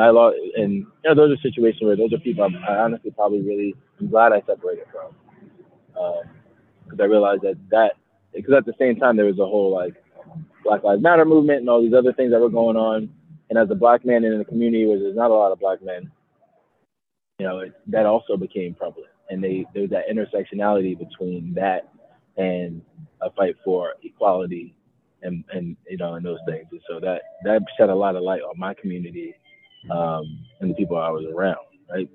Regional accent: New York City, New York, United States; moved away as an adult; now in Covina, United States; I'm actually from Bronx, New York. Um, grew up, born and raised in the Bronx, and then moved out to California when I was about uh, 26.

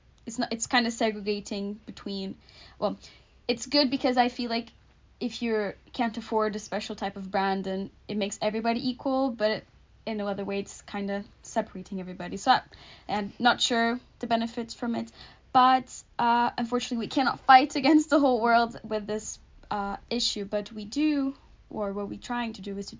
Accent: Portugal; moved away as an adult; also born or lived in Stirling; now in Scotland, United Kingdom; I'm from Portugal

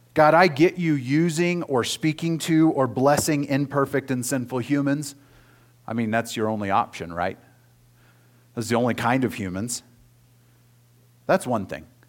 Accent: Oklahoma, United States; moved away; I grew up in Oklahoma

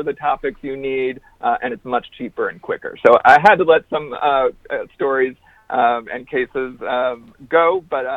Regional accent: Wisconsin, United States; I grew up in Wisconsin

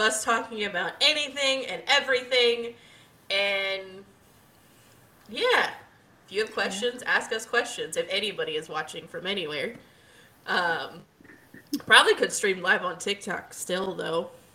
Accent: Waldorf, Maryland, United States

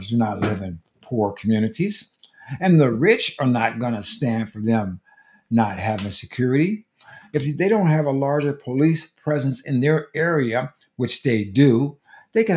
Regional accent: United States; as an American citizen

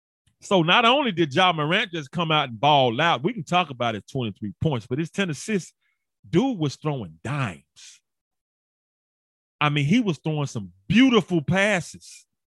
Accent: Memphis, Tennessee, United States; I'm born and raised in Memphis. Been here my entire life. And I left when I went to go play NFL football and CFL football and left for a couple of years. But basically, I've been here. Born and bred in Memphis, inner city Memphis.

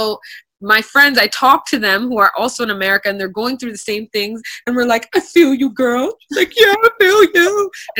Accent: United States; moved away as an adult; also born or lived in China; me being American

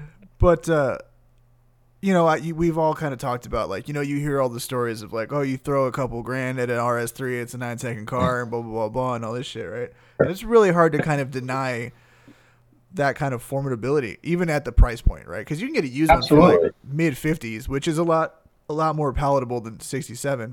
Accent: San Gabriel Valley, California, United States; I grew up in the San Gabriel Valley

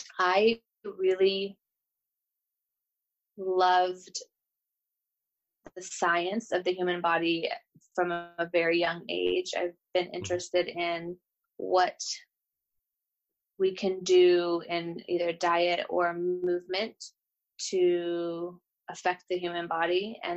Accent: Bozeman, Montana, United States; also born or lived in Gilbert, Arizona / New York / Nashville, Tennessee; now in Los Angeles, United States; So I would say of all those places, I'm from Bozeman, Montana. I think that's where I really would consider the space and the place that I grew up in and really spent my formative years.

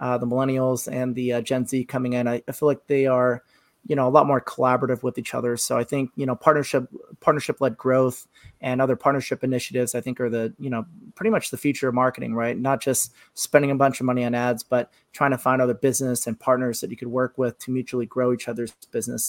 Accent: Seattle, Washington, United States; I grew up in Seattle

